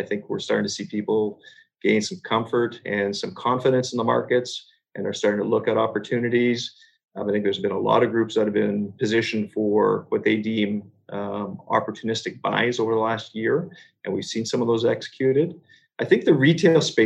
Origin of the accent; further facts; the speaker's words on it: Montreal, Quebec, Canada; I think I'm an Easterner. I grew up in Montreal.